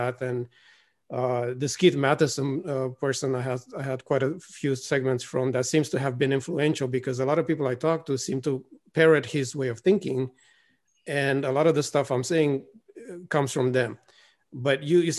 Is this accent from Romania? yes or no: yes; Romania; I'm from Romania